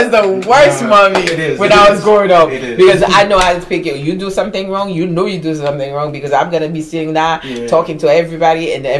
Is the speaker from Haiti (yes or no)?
yes; Haiti; now in New York, United States; Haitian. Oh, proud Haitian.